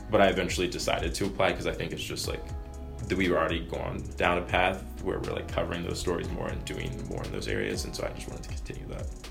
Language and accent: English; Laurel, Maryland, United States; moved away; I'm from Laurel, Maryland